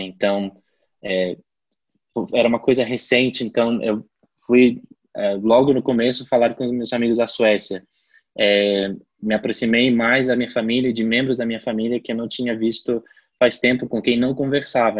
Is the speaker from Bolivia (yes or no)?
yes; La Paz, Bolivia; moved away as an adult; Eu agora estou em La Paz, é, na Bolívia, que é a minha cidade natal. Eu voltei para casa depois de dois anos e meio